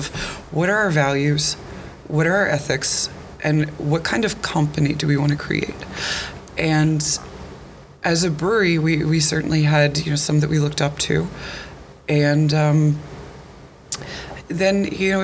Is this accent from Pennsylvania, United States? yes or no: yes; Bucks County, Pennsylvania, United States; now in Pitman, United States; I grew up in Bucks County